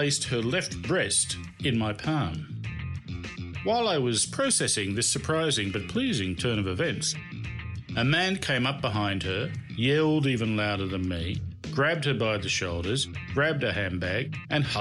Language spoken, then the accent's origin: English; Australia; I am from Australia